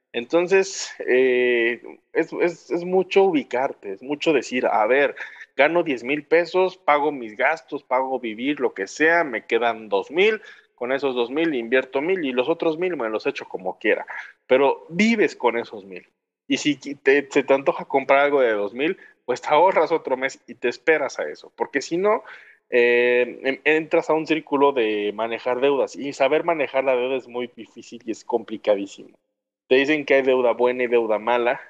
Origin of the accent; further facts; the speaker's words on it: Mexico; así somos nosotros los mexicanos